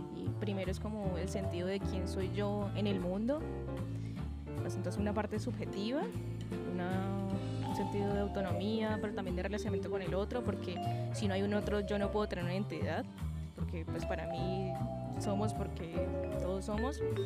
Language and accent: Spanish; Cali, Valle del Cauca, Colombia; also born or lived in Bogotá / Johannesburg; Yo nací en Cali, pero mi familia vino del Pacífico colombiano, del Chocó, entonces, pues tengo como una tradición chocuana ahí de por medio. Eh, he vivido toda mi vida en Cali